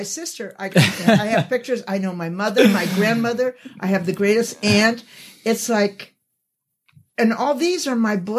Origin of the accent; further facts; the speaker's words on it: Sacramento, California, United States; I was born in Sacramento, and then adopted through the welfare of Catholics.